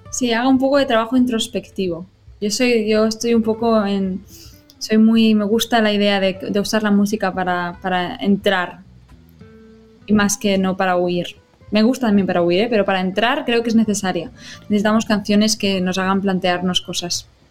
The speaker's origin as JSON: {"language": "Spanish", "town": "Rubí", "region": "Catalonia", "country": "Spain", "tie": "born or raised there", "also_born_or_lived": "Barcelona", "said": "no nací en Rubí, eh, tengo que ah. decir que nací en Barcelona, pero soy como rubinenca porque llevo casi toda mi vida aquí."}